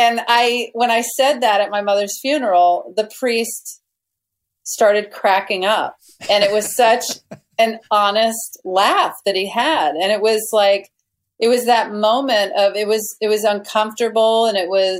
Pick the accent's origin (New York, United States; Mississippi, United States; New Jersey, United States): Mississippi, United States; small town; we were in small town Mississippi, my hometown, my mother's hometown.